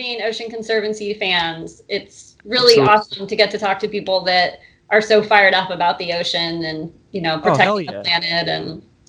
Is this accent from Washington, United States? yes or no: yes; Seattle, Washington, United States; I grew up in Seattle.